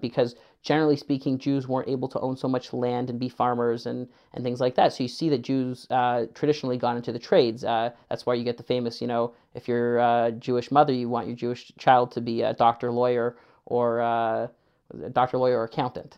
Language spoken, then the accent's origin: English; Kitchener, Ontario, Canada; also born or lived in Winnipeg; I mainly grew up in Kitchener